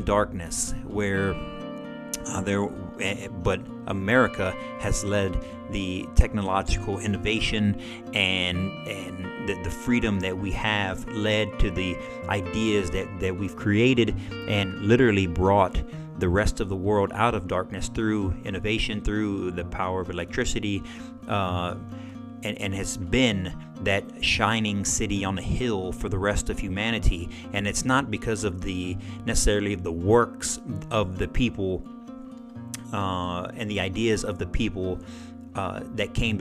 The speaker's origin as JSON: {"language": "English", "country": "United States", "said": "as Christian Americans"}